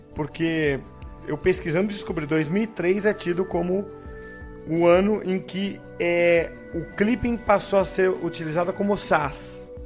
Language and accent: Portuguese; São Vicente, São Paulo, Brazil; minha cidade, em Santos, é, eu sou de São Vicente, eu falo Santos para arredondar